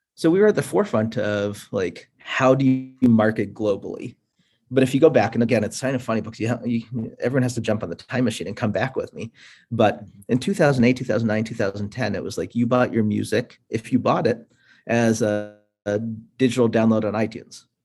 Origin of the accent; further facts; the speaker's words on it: Buffalo, New York, United States; moved away as an adult; also born or lived in India / Pittsburgh, Pennsylvania; now in Boston, United States; I was born in India, um, so I'm first generation immigrant. Grew up in uh, Pittsburgh, then moved to Buffalo, New York for most of uh, like my middle school, high school